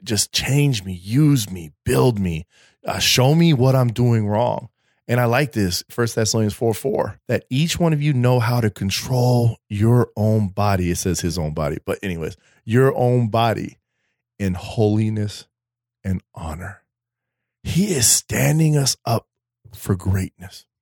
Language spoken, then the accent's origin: English; Colorado, United States; now in East Coast, United States; I'm from Colorado.